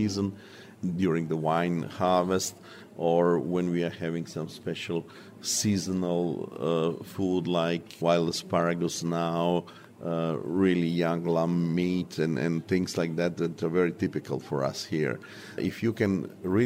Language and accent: English; Opatija, Primorje-Gorski Kotar County, Croatia; I was born in Northern Adriatic in Opatija, which is 60 kilometers from here.